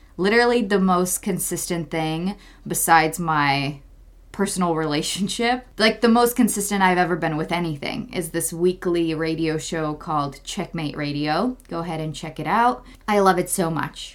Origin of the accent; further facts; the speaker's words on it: Czechia; moved away; my home country, Czech Republic